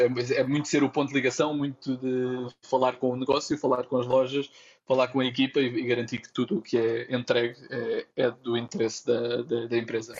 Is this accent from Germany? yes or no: no; Santarém, Santarém District, Portugal; moved away as an adult; also born or lived in Lisbon, Portugal / Brazil; now in Amsterdam, Netherlands; Eu nasci em Santarém